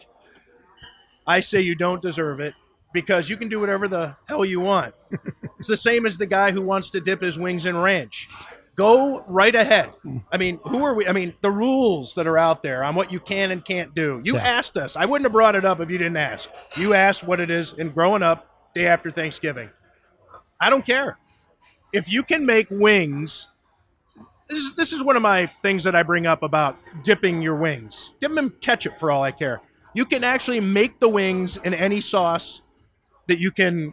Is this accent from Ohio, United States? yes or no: yes; Ohio, United States; also born or lived in Boston / Las Vegas / Florida; now in Buffalo, United States; I grew up in Ohio